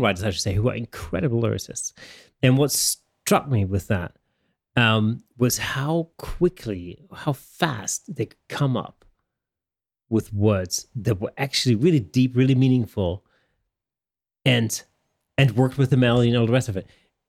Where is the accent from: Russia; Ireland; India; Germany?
Germany; first language German; English is a second language; you know, I grew up in Germany, and obviously